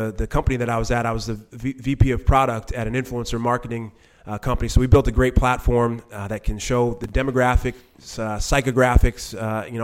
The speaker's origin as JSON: {"language": "English", "town": "New York City", "region": "New York", "country": "United States", "tie": "born or raised there", "said": "I grew up in New York City"}